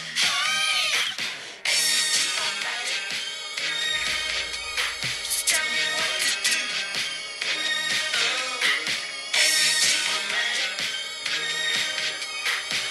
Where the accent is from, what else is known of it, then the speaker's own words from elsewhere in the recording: Vallejo, California, United States; I grew up in Vallejo